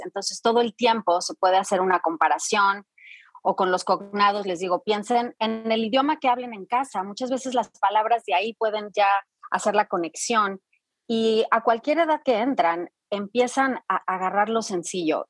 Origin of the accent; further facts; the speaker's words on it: Mexico; moved away as an adult; also born or lived in France; now in Dallas, United States; yo nací en Francia porque mi papá estaba estudiando en, aquella época allá, entonces fue un poco de casualidad, pero mis, mis padres hablaban francés, entonces cuando regresamos a, regresan a México